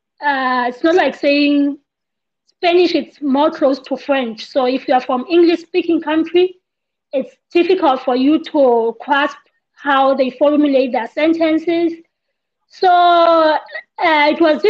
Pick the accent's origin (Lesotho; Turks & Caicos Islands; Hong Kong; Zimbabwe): Lesotho; also born or lived in Cuba / Ireland; I'm from Lesotho